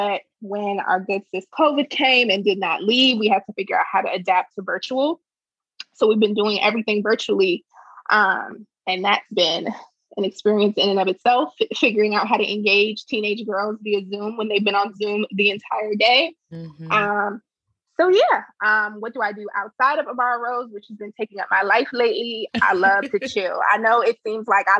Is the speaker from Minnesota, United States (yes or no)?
no; Prince George's County, Maryland, United States; I'm from Prince George's County. I am Ugandan and Nigerian, but raised in PG County.